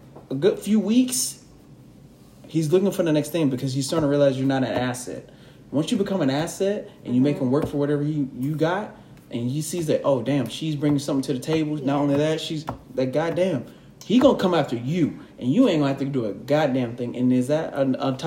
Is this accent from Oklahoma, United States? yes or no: no; Dallas, Texas, United States; I'm from East Dallas, and that's all I've been raised around